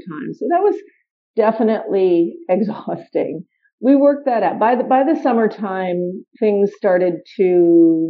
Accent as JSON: {"language": "English", "town": "New York City", "region": "New York", "country": "United States", "tie": "born or raised there", "moved": "yes", "lives_now": "Washington, D.C., United States", "said": "my hometown of New York City"}